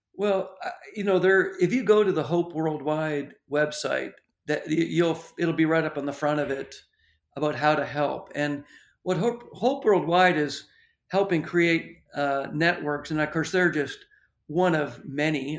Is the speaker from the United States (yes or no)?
no; Ontario, Canada; I, I grew up in the Churches of Christ, and a little church in Ontario